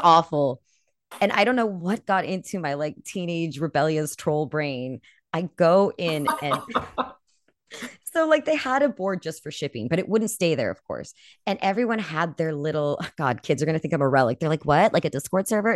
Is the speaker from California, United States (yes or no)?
yes; California, United States; moved away; also born or lived in Colorado; I'm from California.